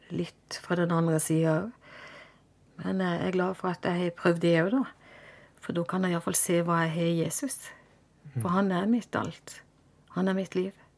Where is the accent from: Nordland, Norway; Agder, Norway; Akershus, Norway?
Agder, Norway; Vennesla; also born or lived in Kristiansand; jeg er født i Kristiansand, og jeg vokste opp i Eikelandsdalen i Vennesla